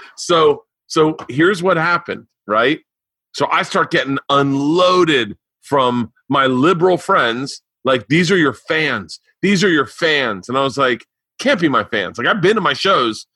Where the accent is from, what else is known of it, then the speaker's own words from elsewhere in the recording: Florida, United States; moved away; I grew up in Florida